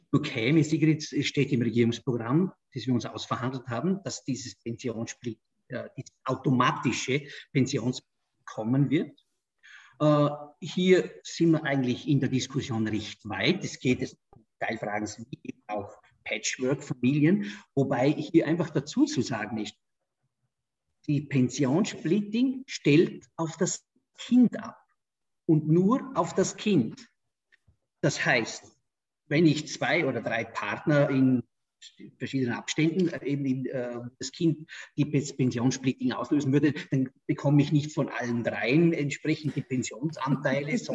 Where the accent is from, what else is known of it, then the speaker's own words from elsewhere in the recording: Vorarlberg, Austria; Du weißt, ich komme aus Vorarlberg, die Schweiz ist bei uns sehr nahe.